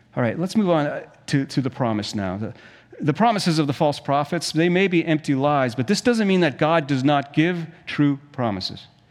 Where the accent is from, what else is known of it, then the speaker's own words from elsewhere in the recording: South Africa; moved away; When I was a kid, we, we grew up in South Africa